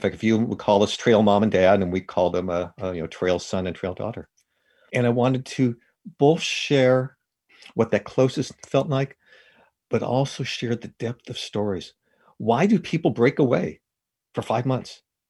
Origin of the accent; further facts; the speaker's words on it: California, United States; It's also where I grew up. I grew up in the Sierra Nevada, so it's my first love too.